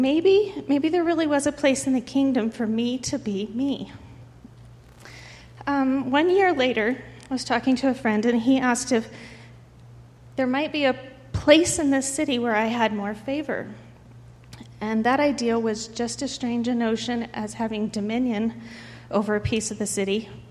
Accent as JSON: {"language": "English", "town": "Denver", "region": "Colorado", "country": "United States", "tie": "born or raised there", "moved": "as an adult", "said": "I was raised in Denver"}